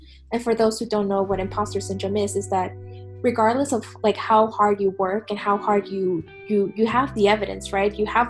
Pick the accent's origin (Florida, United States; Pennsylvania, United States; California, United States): California, United States; Bay Area; moved away as an adult; I'm from the Bay Area, so it's also, I would consider it like a pretty diverse community.